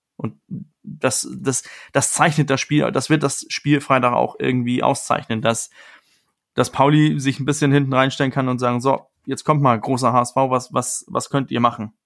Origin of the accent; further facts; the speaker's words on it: Denmark; als Däne